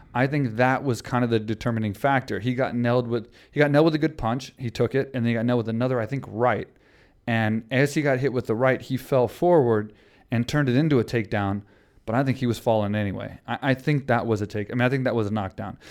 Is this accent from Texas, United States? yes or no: yes; Houston, Texas, United States; In Houston, yeah, against my hometown crowd